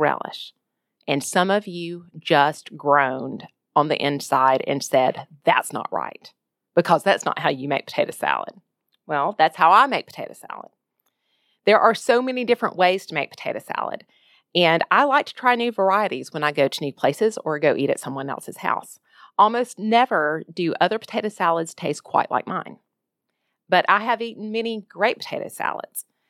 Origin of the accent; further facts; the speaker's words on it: Jacksonville, Alabama, United States; moved away as an adult; now in Ohio, United States; my hometown of Jacksonville, Alabama